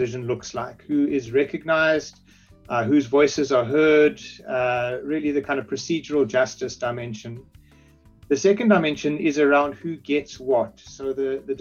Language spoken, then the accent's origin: English; South Africa; I am South African and work from South Africa